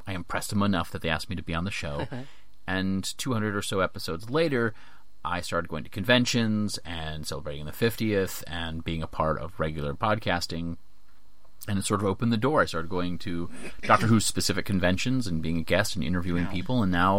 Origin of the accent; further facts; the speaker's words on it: United States; because I grew up in the States. No one in my town knew what Doctor Who was.